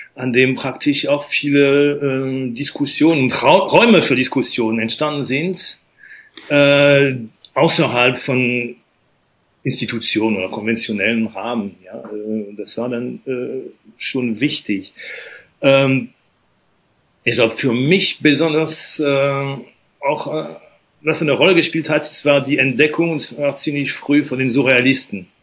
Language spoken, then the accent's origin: German; Normandy, France; moved away; aufgewachsen bin ich in der Normandie